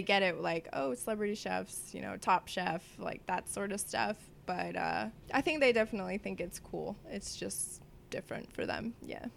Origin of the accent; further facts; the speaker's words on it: Vista, California, United States; I grew up in North San Diego in a small city called Vista.